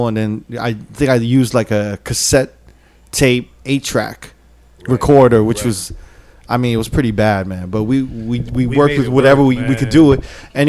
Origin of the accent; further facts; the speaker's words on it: New York City, New York, United States; also born or lived in East Harlem; I'm from Manhattan, right? I basically grew up in Upper West, moved out to 102nd East Harlem, right? Spanish Harlem.